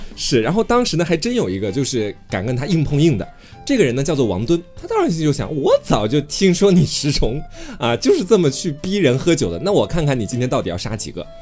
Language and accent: Chinese; Anhui, China; 我们安徽这边老乡会是这个规矩啊